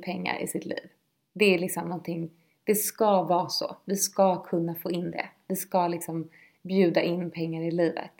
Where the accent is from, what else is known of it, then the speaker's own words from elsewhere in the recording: Lidingö, Stockholm County, Sweden; Jag är uppvuxen på Lidingö